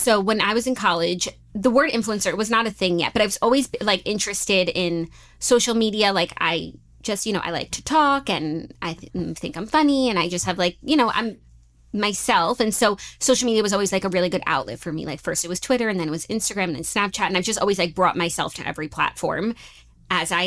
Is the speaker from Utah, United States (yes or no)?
no; Long Island, New York, United States; We grew up on Long Island, but we moved to the city when Claudia was in middle school and I was in high school. So like half and half, five towns and New York City